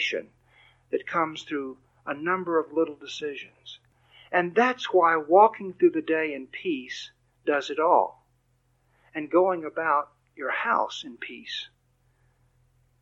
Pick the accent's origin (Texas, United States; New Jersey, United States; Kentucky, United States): Texas, United States; also born or lived in Michigan; I'm from Texas